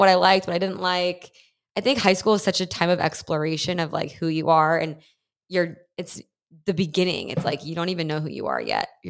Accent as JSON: {"language": "English", "town": "Dallas", "region": "Texas", "country": "United States", "tie": "born or raised there", "said": "And my parents kind of plopped there because my mom's from Los Angeles. My dad's South African and immigrated to LA. So they moved to Dallas before I was born for my dad's work."}